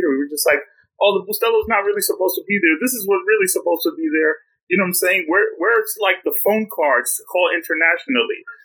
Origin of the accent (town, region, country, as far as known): New York City, New York, United States; born or raised there